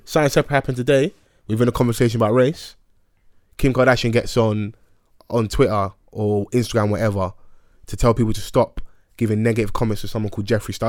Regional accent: United Kingdom; we're British and have our purple passports and we're born here

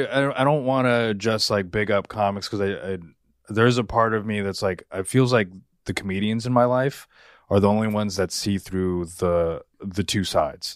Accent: United States; I was the first one in my family born here

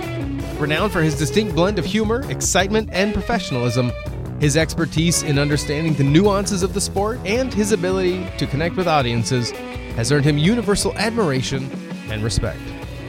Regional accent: Oregon, United States; I grew up watching rodeo in Oregon. And because I'm considerably older than you are

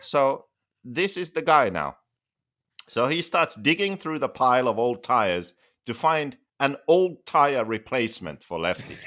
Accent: Finland; moved away; I'm from Finland

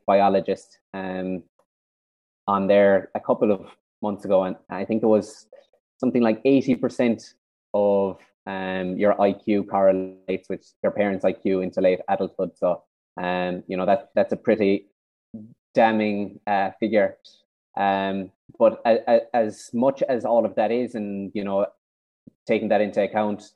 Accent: Kenmare, Munster, Ireland; I'm from Kinmare down in South Kerry

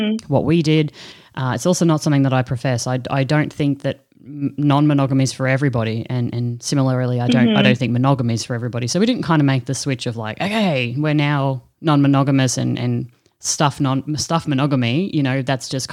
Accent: Australia; we're actually both from Australia

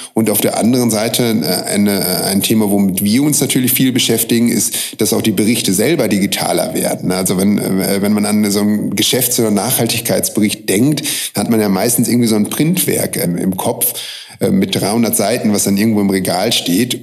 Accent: Münster, North Rhine-Westphalia, Germany; also born or lived in Hamburg; now in Vienna, Austria; ich komme aus Münster, aber bevor ich nach Wien, äh, gezogen bin, habe ich mehrere Jahre in Hamburg gelebt

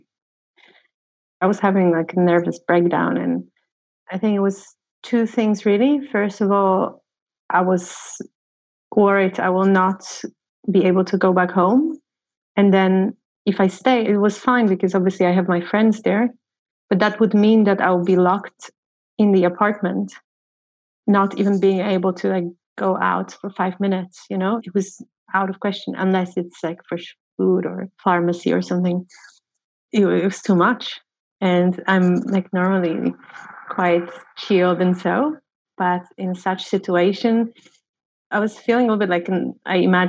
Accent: Poland; moved away as an adult; now in Iceland; I live in Iceland. I'm originally from Poland. I've been living in Iceland for the last 3 years

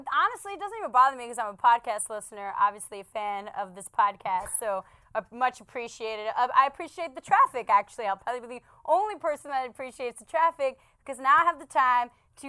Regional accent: New York City, New York, United States; I'm from the Bronx, New York. Born and raised, yep, huge Yankee fan.

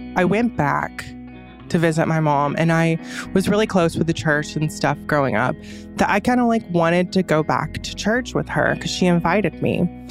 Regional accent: Fairmount, Georgia, United States; I grew up in Fairmount, Georgia

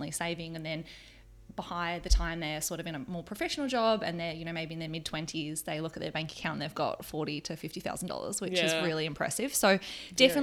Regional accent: Melbourne, Victoria, Australia; moved away as an adult; now in New Zealand; I'm originally from Melbourne. I've been in New Zealand for 4 years

